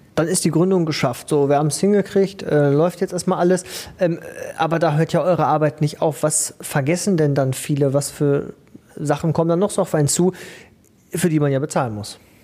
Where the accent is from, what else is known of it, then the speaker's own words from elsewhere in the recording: Ruhr area, North Rhine-Westphalia, Germany; bei uns im Ruhrgebiet schießen ja im Moment auch die Start-ups wie die Pilze aus dem Boden